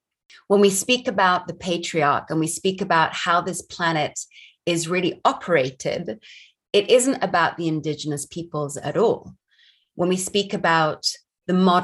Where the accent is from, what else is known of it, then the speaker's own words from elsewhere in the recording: Barbados; now in United States; I grew up in Barbados